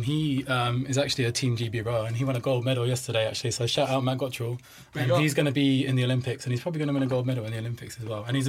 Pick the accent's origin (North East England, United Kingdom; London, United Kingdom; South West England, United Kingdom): South West England, United Kingdom; the Cotswolds; moved away; we're all from the Cotswolds